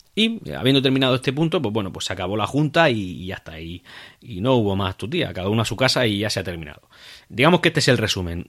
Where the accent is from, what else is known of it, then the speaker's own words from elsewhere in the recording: Region of Murcia, Spain; el de nuestra tierra, el Real Murcia